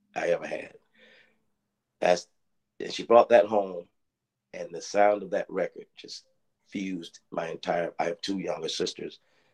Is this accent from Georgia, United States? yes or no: yes; Macon, Georgia, United States; I was born and raised in Macon, Georgia